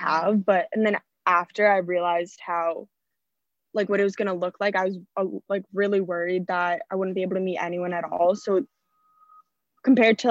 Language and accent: English; Westwood, Massachusetts, United States; moved away as an adult; now in Austin, United States; I'm from Westwood, Massachusetts